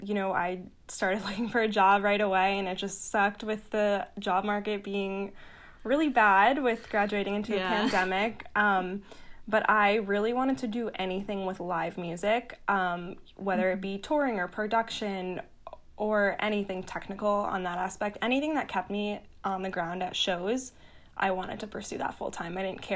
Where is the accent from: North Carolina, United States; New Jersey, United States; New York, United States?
New York, United States; Long Island; also born or lived in Boston; So I grew up on Long Island, New York, and then I went to school in Boston